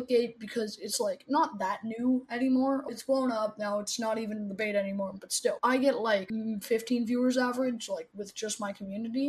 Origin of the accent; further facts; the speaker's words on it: Toronto, Ontario, Canada; I am from Toronto, Canada, born and raised